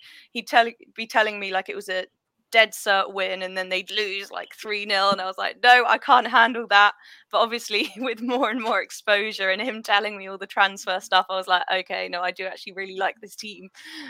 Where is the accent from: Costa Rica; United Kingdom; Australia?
United Kingdom; Bristol, South West England; moved away as an adult; also born or lived in Spain; now in Hampshire, United Kingdom; I'm in Hampshire, kind of Basingstoke sort of way. But I was born in Bristol, grew up there, then actually moved to Spain. And when I was young, lived in Spain, which was amazing. Then moved back to Bristol. Now I'm in Hampshire.